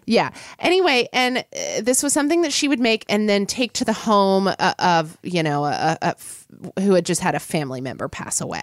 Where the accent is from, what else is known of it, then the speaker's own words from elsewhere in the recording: Oklahoma City, Oklahoma, United States; I grew up in Oklahoma City, Oklahoma